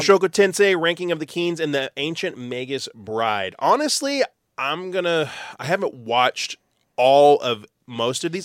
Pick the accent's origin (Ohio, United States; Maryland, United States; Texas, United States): Texas, United States; we're from Texas.